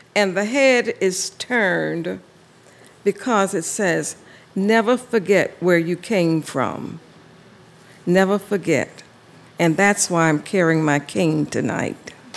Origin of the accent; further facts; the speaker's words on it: Savannah, Georgia, United States; I grew up in Savannah, Georgia, in the low country